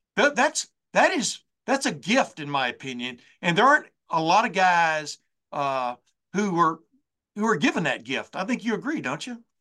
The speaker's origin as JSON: {"language": "English", "region": "Alabama", "country": "United States", "tie": "born or raised there", "also_born_or_lived": "Texas", "moved": "yes", "said": "I grew up in Alabama, like I said, then we moved to Texas"}